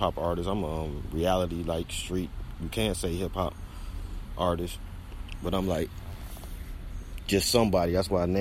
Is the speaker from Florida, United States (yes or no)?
no; Detroit, Michigan, United States; I'm from Coney Gardens